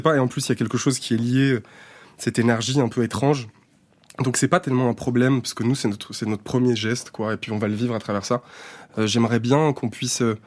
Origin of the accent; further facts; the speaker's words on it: Saint-Étienne, Auvergne-Rhône-Alpes, France; now in Paris, France; c'est un territoire d'enfance